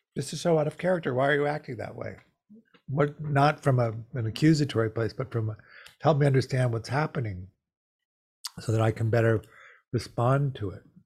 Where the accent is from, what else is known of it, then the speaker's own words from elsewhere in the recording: Chicago, Illinois, United States; I grew up in Chicago in the 50s.